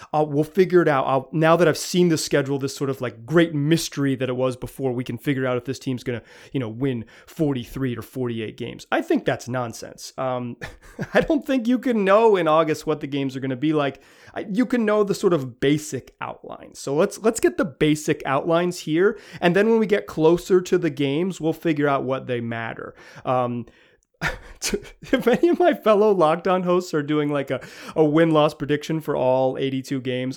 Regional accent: the South, United States; I grew up in the South when rap music became pop music

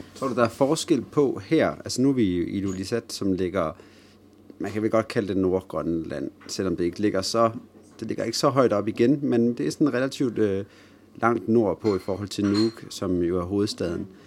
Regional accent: Denmark; Vi sidder jo her, to øh, danskere

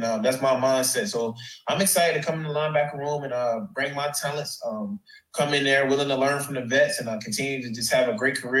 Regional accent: Columbus, Georgia, United States; moved away; also born or lived in Clemson, South Carolina; I grew up, I'm from Columbus, Georgia.

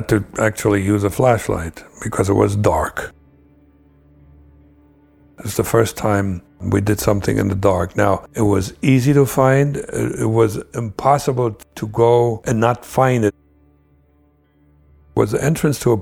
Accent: East Germany, Germany; moved away; my home country, the East Germany

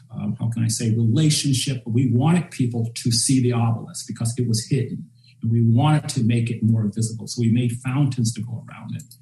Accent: Charlotte, North Carolina, United States; And it made me dwell back on my childhood growing up in Charlotte. And I remember in high school that they put in a Pomodoro downtown.

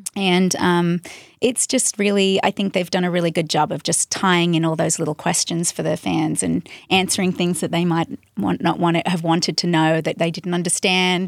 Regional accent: Central Coast, New South Wales, Australia; moved away as an adult; now in United States; I grew up in the Central Coast, which is about an hour and a half out of Sydney

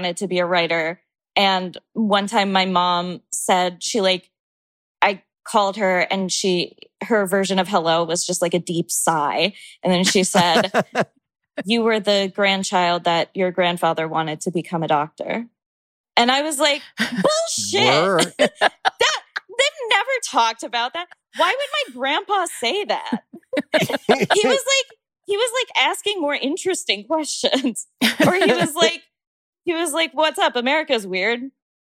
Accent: right outside Cincinnati, Kentucky, United States; also born or lived in Boston; I grew up in Kentucky. I grew up right outside Cincinnati

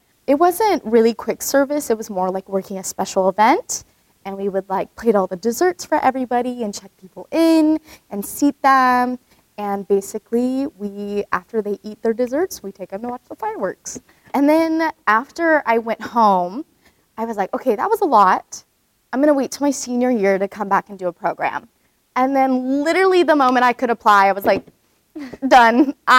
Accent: Phoenix, Arizona, United States; moved away as an adult; now in Orlando, United States; I go to school at Grand Canyon University in Phoenix, Arizona, and I'm from Phoenix, Arizona.

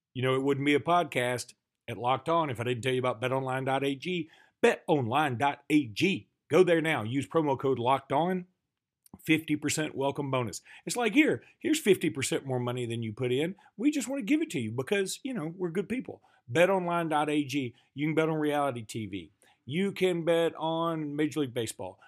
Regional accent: Alabama, United States; We're from Alabama

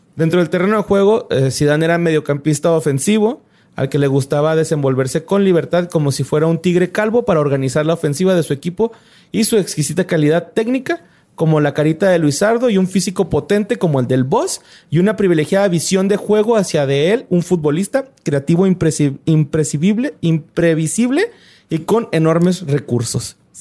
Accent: Mexico; yo, mexicano

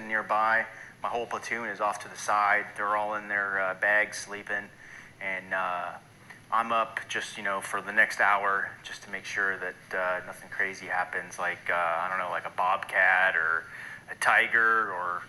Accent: Los Angeles, California, United States; moved away as an adult; I'm from Los Angeles originally. I grew up in a suburb of Los Angeles County, beach kid.

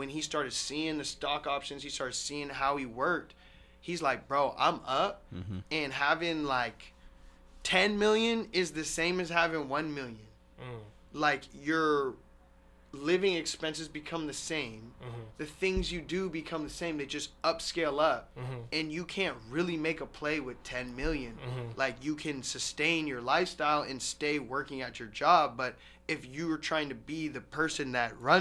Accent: Mill Creek, Washington, United States; I'm from Mill Creek

